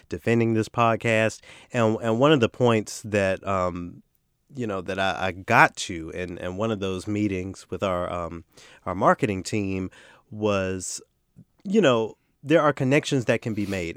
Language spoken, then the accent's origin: English; the South, United States; accent: Southern; I'm from the South